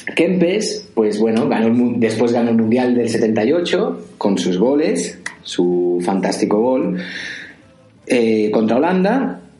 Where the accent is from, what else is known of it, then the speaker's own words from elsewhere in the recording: Valencian Community, Spain; yo soy valenciano